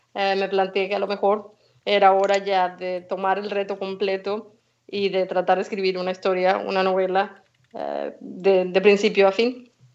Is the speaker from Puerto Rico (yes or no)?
no; Venezuela; also born or lived in Spain / Galicia / Germany / England; now in Stockholm, Sweden; Yo nací en Venezuela, mi madre es gallega, así que nos mudamos a España, estudié allí